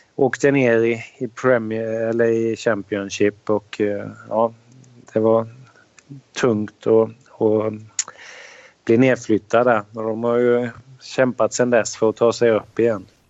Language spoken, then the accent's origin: Swedish; Sweden; moved away as an adult; som svensk